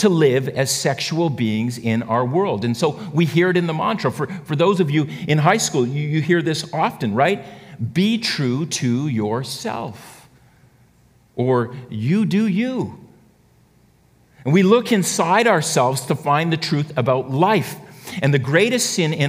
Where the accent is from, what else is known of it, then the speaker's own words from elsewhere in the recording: Canada; we're actually Canadian